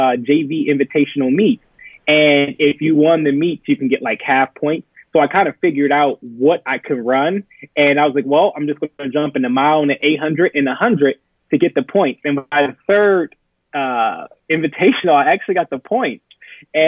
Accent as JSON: {"language": "English", "town": "Akron", "region": "Ohio", "country": "United States", "tie": "born or raised there", "said": "Born and raised in Akron"}